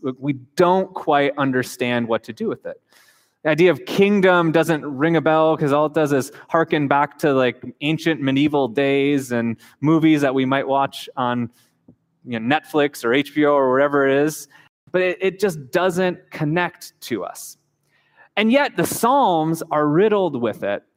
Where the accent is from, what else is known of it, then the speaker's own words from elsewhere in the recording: United States; moved away as an adult; also born or lived in Japan; we grew up in the United States